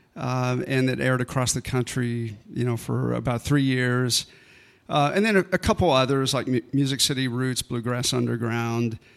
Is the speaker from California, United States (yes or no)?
no; Cincinnati, Ohio, United States; also born or lived in Los Angeles; now in Nashville, United States; I grew up here in Cincinnati and uh, I was in a house band at Bogarts